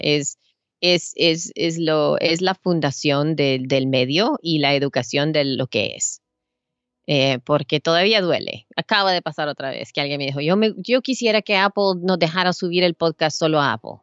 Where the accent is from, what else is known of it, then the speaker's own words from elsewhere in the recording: El Salvador; now in United States; yo soy salvadoreña, yo vengo de Salvador